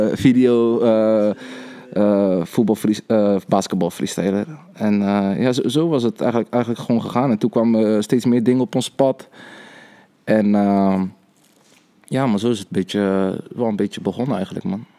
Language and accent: Dutch; Rotterdam, South Holland, Netherlands; geboren en getogen in Rotterdam